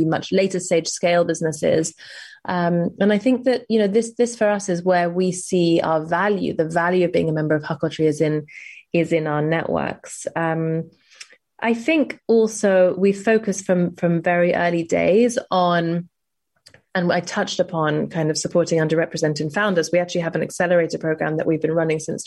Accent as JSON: {"language": "English", "region": "London", "country": "United Kingdom", "tie": "born or raised there", "also_born_or_lived": "New York", "said": "growing up in London and then I spent 5 years in New York"}